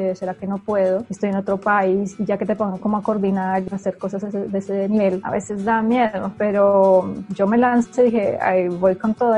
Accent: Colombia; moved away as an adult; also born or lived in Spain; now in Germany; yo siendo colombiana

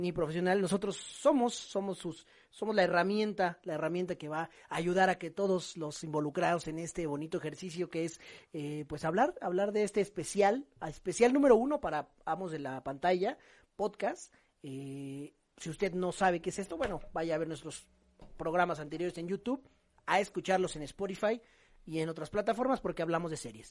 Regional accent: Mexico; como buenos mexicanos tenemos

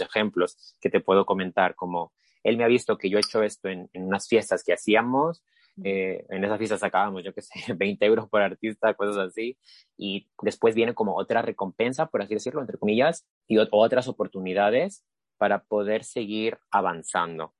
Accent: Lima, Peru; now in Spain; en Lima, que es donde soy, soy de Perú

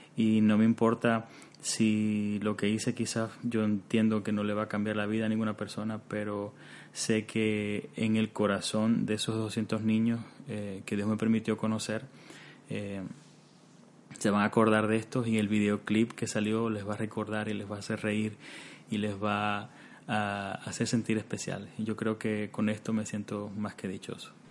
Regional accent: Cuba; now in Canada; nosotros venimos de Cuba y Cuba también es un país que actualmente en estos momentos vive una situación muy difícil y específicamente en los años de mi preadolescencia, en esos años, años 90, eh, recuerdo que vivíamos una situación muy tensa en casa

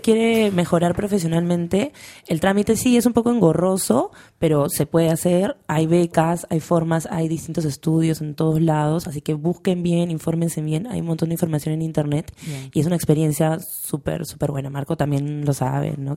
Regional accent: Lima, Peru; moved away as an adult; now in Madrid, Spain; Yo cuando me fui de Lima

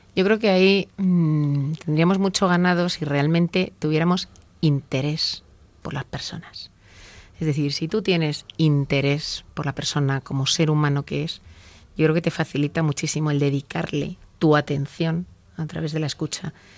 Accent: Spain; como los españoles decimos

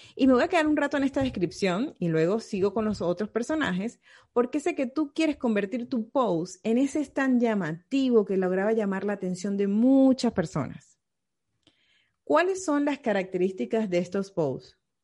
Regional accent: Venezuela; now in Riviera Maya, Mexico; yo soy venezolana

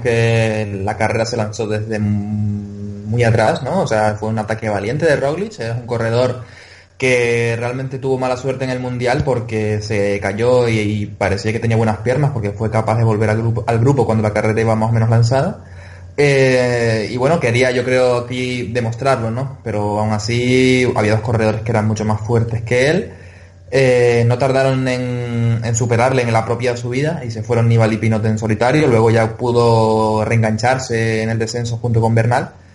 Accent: Canary Islands, Spain; accent: Canarian; mi acento canario

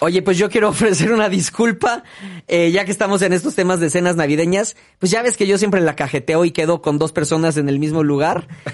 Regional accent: Mexico; México, obviamente, es nuestra patria.

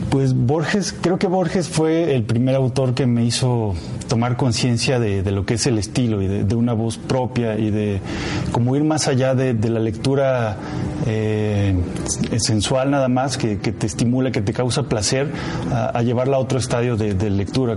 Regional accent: Zacatecas, Mexico; mi pueblo, de Zacatecas

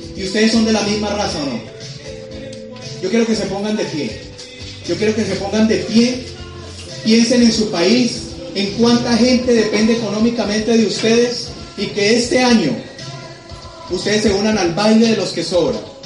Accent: Colombia; yo quería ser un embajador de mi país

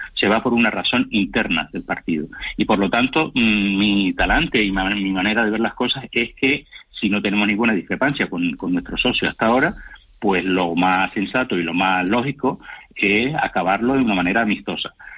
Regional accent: Canary Islands, Spain; somos canarios y somos nacionalistas canarios

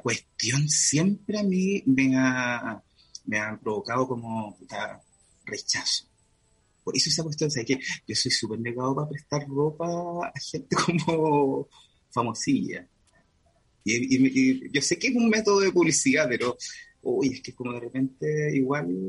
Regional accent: Concepción, Biobío, Chile; also born or lived in Puerto Montt; Yo nací en Concepción y después me fui un tiempo a Puerto Montt y volví como a los 4 años

